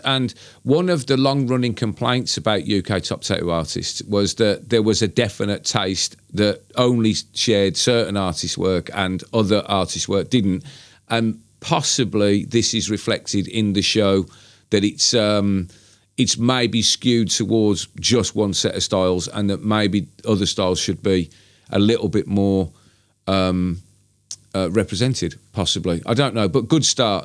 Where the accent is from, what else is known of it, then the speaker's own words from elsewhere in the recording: Birmingham, West Midlands, United Kingdom; my hometown